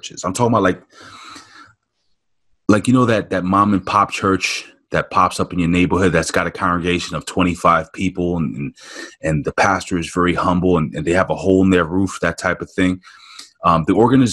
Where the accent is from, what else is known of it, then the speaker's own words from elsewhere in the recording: New York City, New York, United States; growing up in New York City